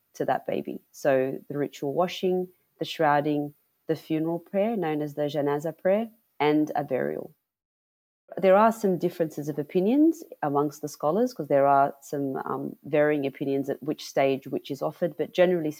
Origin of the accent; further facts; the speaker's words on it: Sydney, New South Wales, Australia; I was born and raised in Sydney, New South Wales, by two Lebanese migrant parents